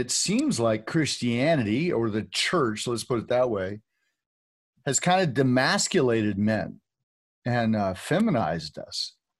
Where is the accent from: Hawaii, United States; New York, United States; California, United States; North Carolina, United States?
California, United States; I grew up in California